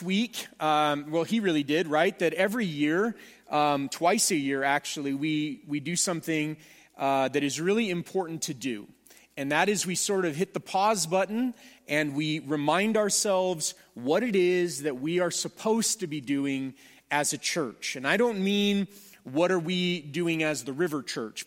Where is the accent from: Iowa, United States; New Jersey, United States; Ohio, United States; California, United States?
California, United States; Southern; I am from Southern California